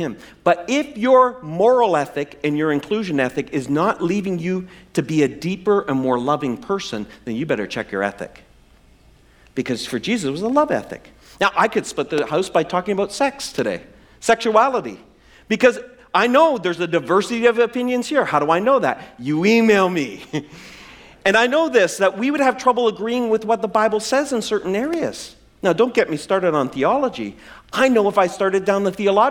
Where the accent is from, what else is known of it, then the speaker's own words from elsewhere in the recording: the Maritimes, Canada; I'm from the Maritimes. And our idea of spice was salt and pepper.